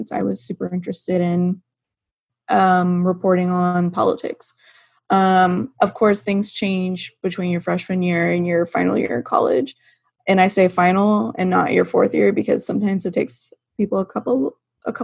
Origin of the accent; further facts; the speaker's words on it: Turlock, California, United States; moved away as an adult; now in Sacramento, United States; I grew up in Turlock, not too far from Louise, and I attended Turlock High